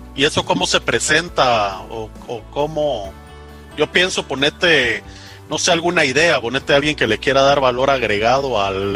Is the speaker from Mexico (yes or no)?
no; Guatemala; En el Roble, en Guatemala